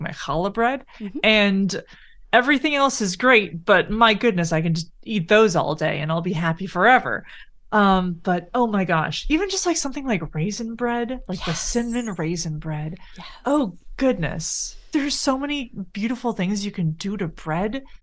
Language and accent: English; Canada; We're Canadian